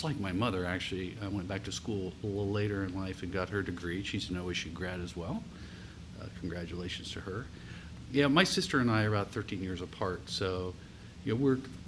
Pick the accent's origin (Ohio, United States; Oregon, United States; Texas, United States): Ohio, United States; rural community in southeast; also born or lived in Columbus, Ohio; I was actually raised in a rural community in southeast Ohio